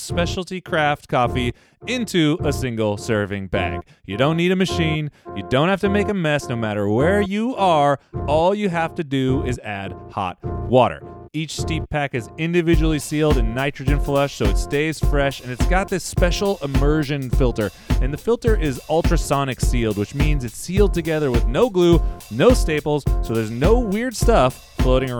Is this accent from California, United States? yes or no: yes; Modesto, California, United States; my hometown of Modesto, California